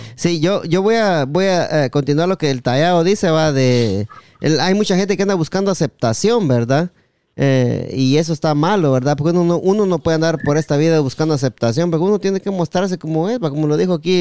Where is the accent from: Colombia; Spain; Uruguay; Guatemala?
Guatemala; en Guatemala también a Recho le decimos